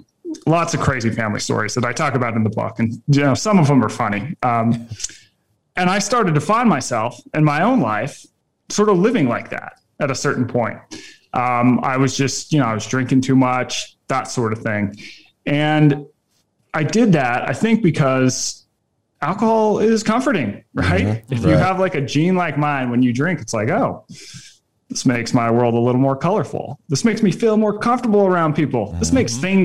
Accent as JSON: {"language": "English", "area": "just north of Salt Lake City", "region": "Utah", "country": "United States", "tie": "born or raised there", "said": "I grew up in Utah, just north of Salt Lake City."}